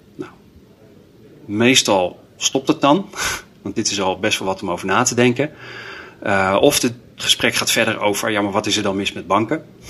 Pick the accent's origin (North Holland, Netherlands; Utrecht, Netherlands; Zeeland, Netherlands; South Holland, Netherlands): South Holland, Netherlands; Delft; moved away as an adult; now in Groningen, Netherlands; opgegroeid in Delft